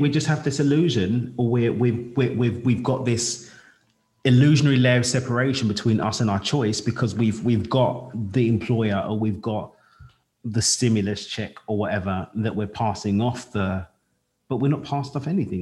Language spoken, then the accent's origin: English; London, United Kingdom; I'm Black British. I was born in East London in the UK in the 80s